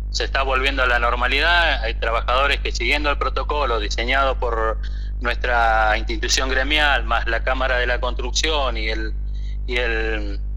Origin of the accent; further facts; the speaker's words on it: Argentina; Dejar una planificación como argentinos y no salirnos de ahí, venga el gobierno que venga.